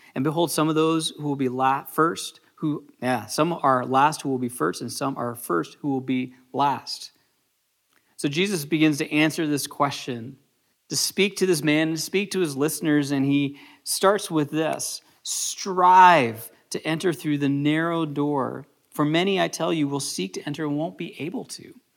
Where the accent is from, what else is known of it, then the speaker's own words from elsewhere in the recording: United States; as a American culture